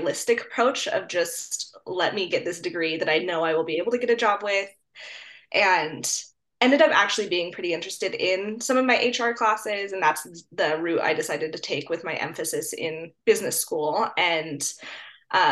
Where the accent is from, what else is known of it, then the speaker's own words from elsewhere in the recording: Colorado, United States; I'm from Colorado, and I kind of went to undergrad at CSU, which is just my state university here